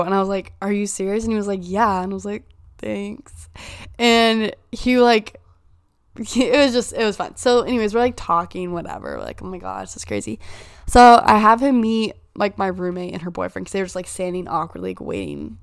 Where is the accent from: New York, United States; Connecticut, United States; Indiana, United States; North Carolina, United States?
Indiana, United States; I'm from Indiana